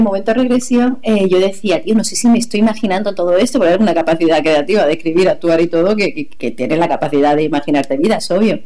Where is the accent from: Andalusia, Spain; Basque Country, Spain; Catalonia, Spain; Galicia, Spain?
Andalusia, Spain; Granada; moved away as an adult; also born or lived in Málaga / Mexico; allí en Granada me, hice todos los cursos que había